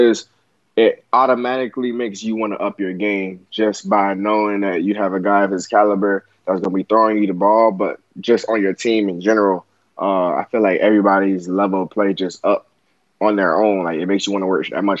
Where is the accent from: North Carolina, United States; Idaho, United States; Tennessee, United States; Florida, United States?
Florida, United States; Broward County; moved away; my hometown